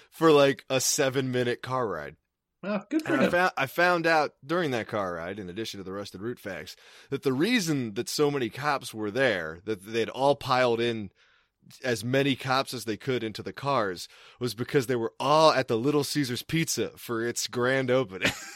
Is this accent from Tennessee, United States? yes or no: no; Maryland, United States; moved away as an adult; also born or lived in Boston; I'm working at Blockbuster in my hometown